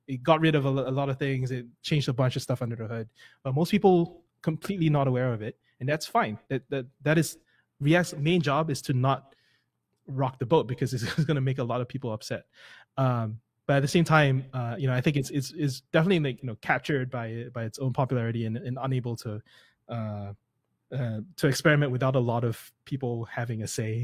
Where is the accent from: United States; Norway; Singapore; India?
Singapore; first language English; moved away; I come from Singapore, I don't come from the U S